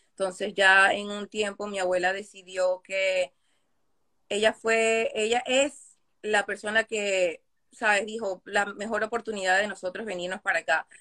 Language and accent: Spanish; New York, United States; also born or lived in Caracas, Venezuela; now in Jersey City, United States; nací en Caracas, Venezuela pero me crié más acá en, Brooklyn con mi abuela